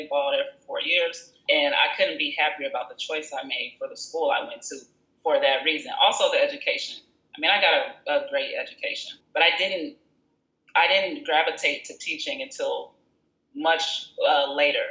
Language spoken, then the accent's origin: English; Country Club Hills, Illinois, United States; also born or lived in Chicago / Champaign, Illinois / Southern California; I'm from Chicago. Well, I grew up in Country Club Hills on the outskirts